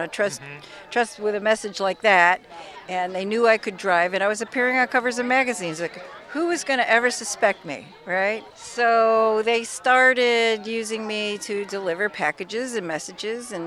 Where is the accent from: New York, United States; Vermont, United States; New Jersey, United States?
New York, United States; Rochester; moved away; I'm from Rochester, New York